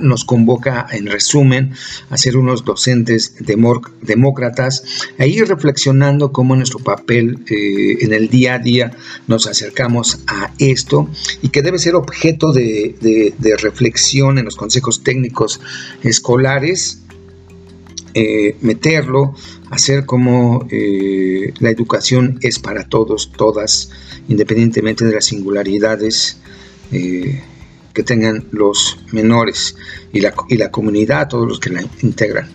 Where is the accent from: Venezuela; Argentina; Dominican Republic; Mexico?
Mexico; como mexicanas, mexicanos